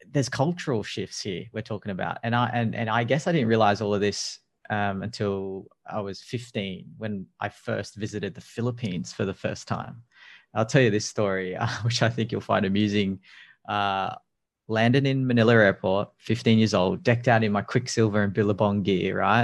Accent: Sydney, New South Wales, Australia; I'm from Sydney and we have 25 million people

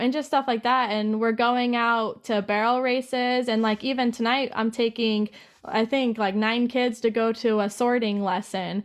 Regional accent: Safford, Arizona, United States; also born or lived in Hobbs, New Mexico / Colorado; Safford is the place that I grew up the most. I was there for about ten

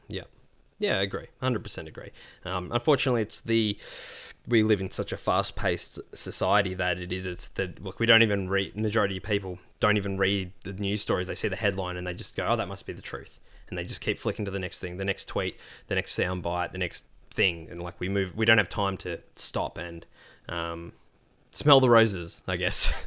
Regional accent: Australia; being Australian

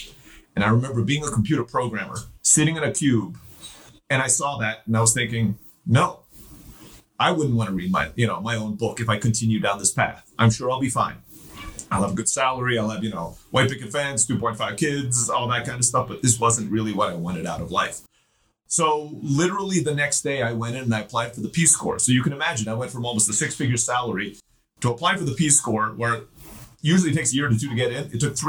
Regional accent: Turkey; also born or lived in Philippines; I was born in the Philippines. I grew up in Turkey.

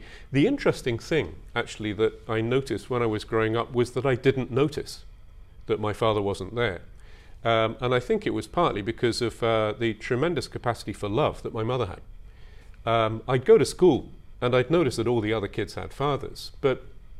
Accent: North Devon, South West England, United Kingdom; moved away as an adult; also born or lived in Kuwait / Tokyo, Japan / Kamakura, Japan; now in Japan; That was one of the greatest pleasures of growing up in North Devon.

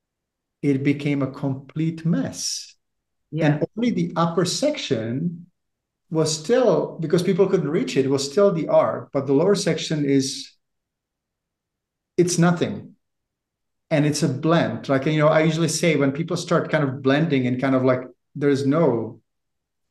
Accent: Czechia; moved away as an adult; also born or lived in Prague; now in Canada; I'm from the Czech Republic originally, I've lived in Canada for 30 years

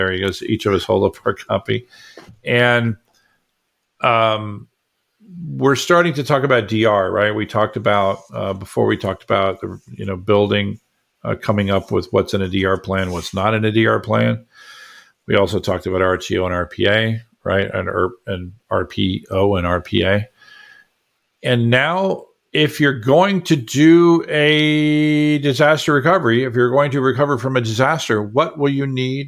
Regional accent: Florida, United States; I grew up in Florida.

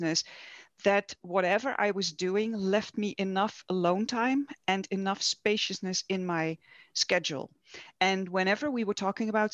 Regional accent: Netherlands; I'm from the Netherlands. I'm Dutch

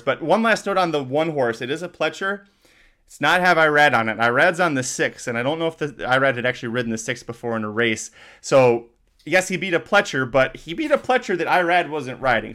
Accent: Michigan, United States; I'm from Michigan

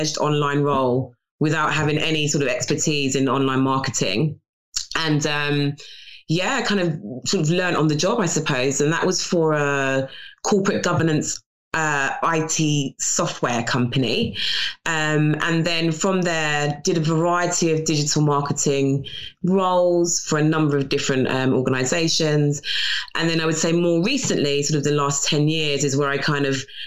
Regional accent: London, United Kingdom; born and bred in North London

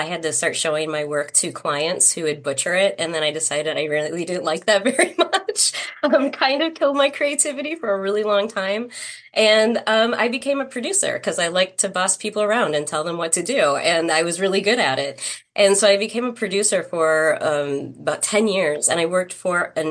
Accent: Edina, Minnesota, United States; I was born in Edina, Minnesota, which is a suburb of Minneapolis also

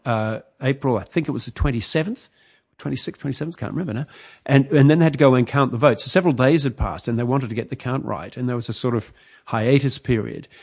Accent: New Zealand; moved away; also born or lived in Sri Lanka; I grew up in New Zealand

